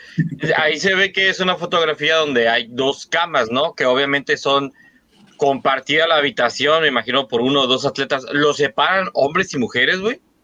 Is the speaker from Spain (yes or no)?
no; Mexico